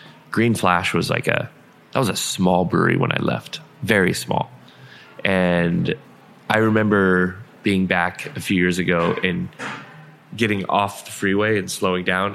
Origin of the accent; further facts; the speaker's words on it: San Diego, California, United States; moved away; I grew up in San Diego